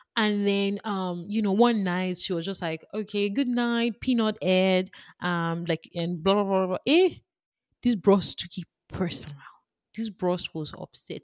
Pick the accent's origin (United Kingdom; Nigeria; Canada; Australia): Nigeria; I am Nigerian, I am Yoruba